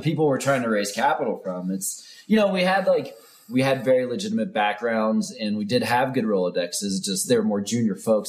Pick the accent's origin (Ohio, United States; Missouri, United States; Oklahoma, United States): Ohio, United States; moved away; I grew up in Ohio